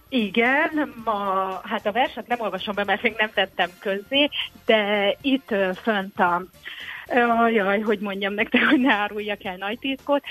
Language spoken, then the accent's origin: Hungarian; Tokaj, Borsod-Abaúj-Zemplén, Hungary; now in Fenyves Parkváros, Hungary; a szülővárosomban, Tokajban